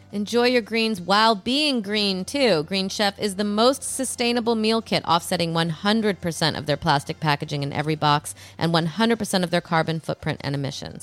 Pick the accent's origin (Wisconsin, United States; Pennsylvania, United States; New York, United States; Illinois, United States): Illinois, United States; now in Los Angeles, United States; I'm from Illinois